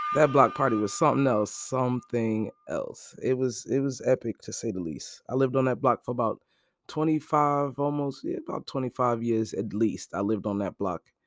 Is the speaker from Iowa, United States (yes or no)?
no; Brooklyn, New York, United States; moved away; also born or lived in New Jersey; I'm actually from Brooklyn, Brooklyn-born.